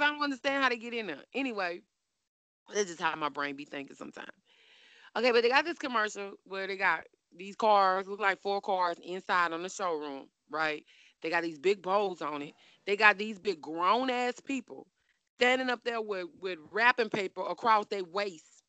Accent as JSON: {"language": "English", "town": "Baton Rouge", "region": "Louisiana", "country": "United States", "said": "I'm from Baton Rouge"}